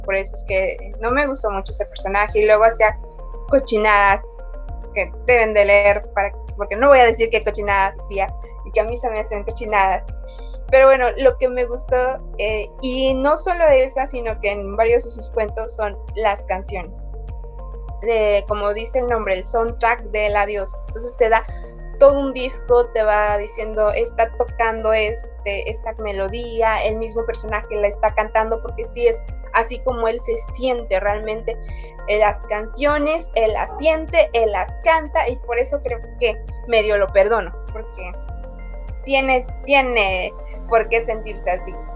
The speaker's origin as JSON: {"language": "Spanish", "country": "Mexico", "said": "nosotros como mexicanos"}